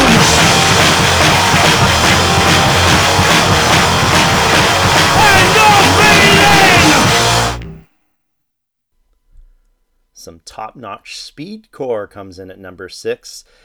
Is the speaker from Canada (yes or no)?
yes; Toronto, Ontario, Canada; Off to my hometown of Toronto